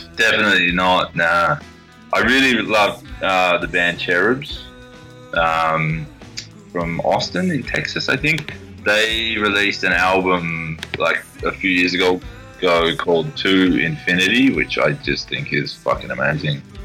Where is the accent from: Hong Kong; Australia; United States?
Australia; As an Australian